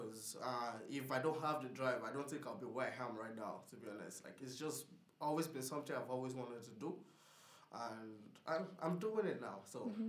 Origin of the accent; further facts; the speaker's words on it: Portarlington, Laois, Ireland; I'm from Portallington.